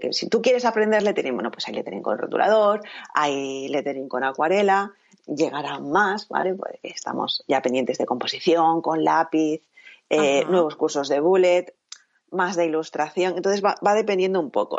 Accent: Catalonia, Spain; soy eh, catalana

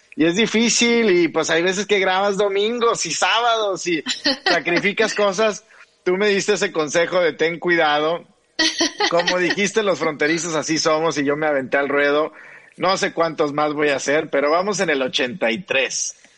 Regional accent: Piedras Negras, Coahuila, Mexico; crecí en, en Piedras Negras, Coahuila, con Texas

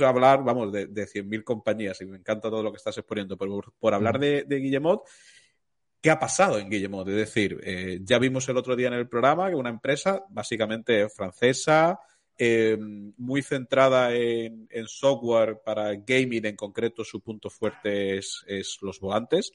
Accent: Málaga, Andalusia, Spain; yo soy de Málaga

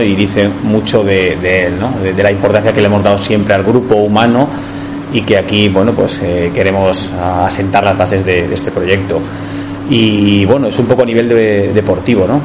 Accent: Mallorca, Balearic Islands, Spain; now in Almansa, Spain; mi tierra, en Mallorca

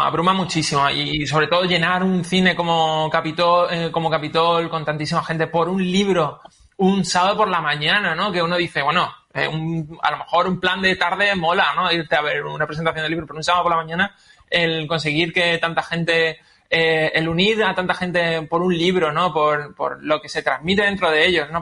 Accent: Málaga, Andalusia, Spain; yo que soy de Málaga

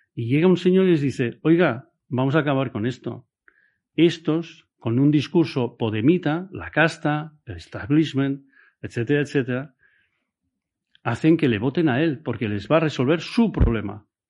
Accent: Spain; somos españoles.

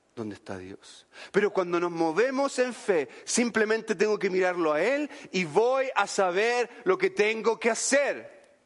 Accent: Chile; en Chile diríamos bacán

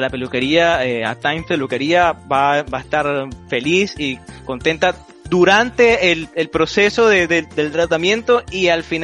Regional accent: Venezuela; moved away; E, por esa razón, por ese motivo salimos de, de Venezuela, eh, a, salir adelante, a emprender, a buscar una, un mejor porvenir, una, una mejor vida para nosotros, para nuestras familias.

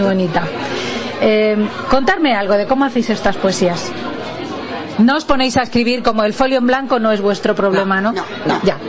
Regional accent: Spain; a la mayoría de los españoles, ¿no? Nos gustaría

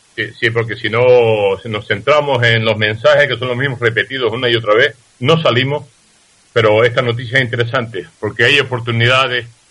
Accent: Tazacorte, Canary Islands, Spain; Ese es mi pueblo.

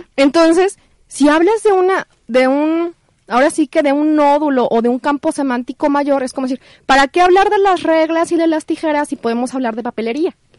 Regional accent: Guadalajara, Jalisco, Mexico; yo soy tapatía

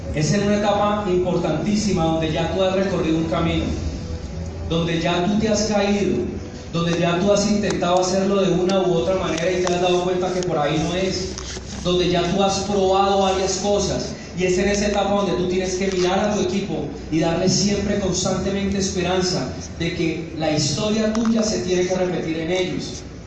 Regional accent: Neiva, Huila, Colombia; moved away as an adult; also born or lived in El Doncello, Caquetá / Medellín / Montería, Córdoba; Yo nací en un pueblito que se llama El Doncello, en el Caquetá. Yo me crié, estudié en Neiva

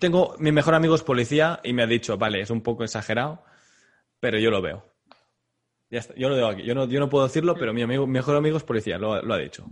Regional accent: Catalonia, Spain; como catalán

